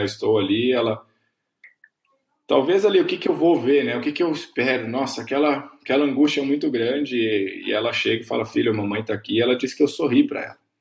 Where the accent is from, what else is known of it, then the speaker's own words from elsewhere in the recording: Camanducaia, Minas Gerais, Brazil; eu cresci em Camanducaia, Minas Gerais, uma grande cidade, cidade do interior de Minas